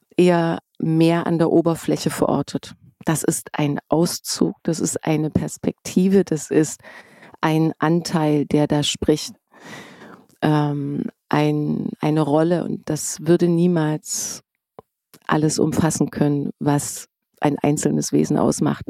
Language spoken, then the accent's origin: German; East Germany, Germany; now in Berlin, Germany; ich bin Ossi